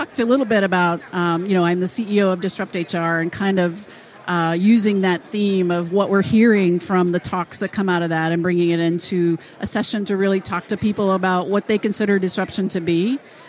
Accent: the South, United States; accent: southern; My southern accent

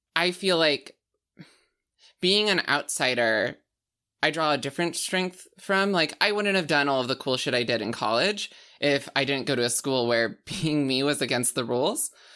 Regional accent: rural Alberta, Canada; moved away; I'm from Al-, like, rural Alberta

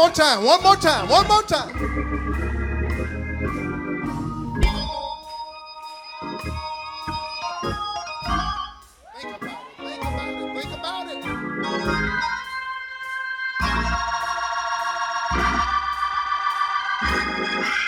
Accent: Georgia, United States; my home state, Georgia

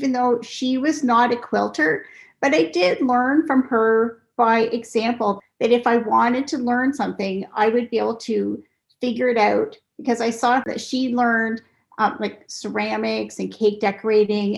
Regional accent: Cambridge, Ontario, Canada; also born or lived in South Korea; So I grew up in Cambridge, Ontario, and I lived there. I still live there

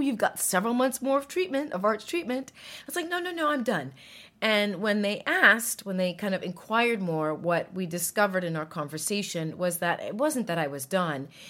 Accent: United States; I'm an American, proud of it, and, and we are fiercely independent people

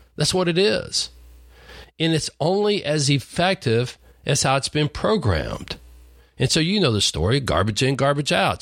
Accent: Lubbock, Texas, United States; a redneck farm boy growing up in Lubbock, Texas

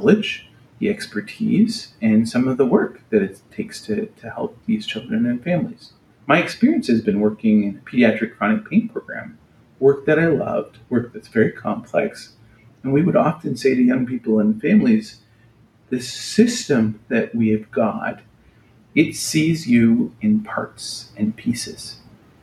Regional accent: Canada; moved away; I'm a Canadian. I'm not living in Canada right now

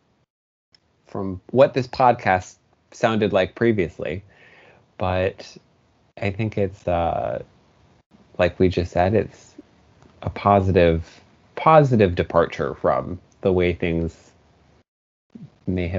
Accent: Northeastern Pennsylvania, United States; I'm from Northeastern Pennsylvania

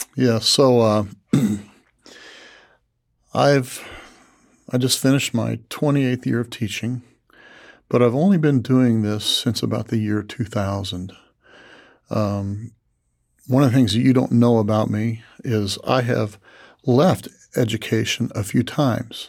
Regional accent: Tuscola, Illinois, United States; Tuscola, my hometown

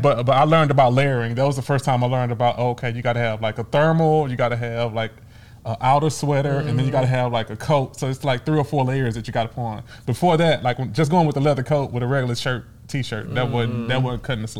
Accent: the South, United States; And I'm from the South, right?

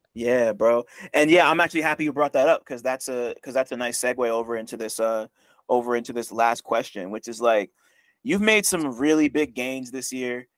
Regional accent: New Jersey, United States; I'm from Jersey

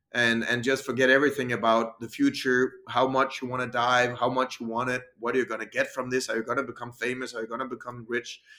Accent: Denmark; English is a second language; I came from Denmark, which I think is kind of you know, nice, normal, supported country for sports

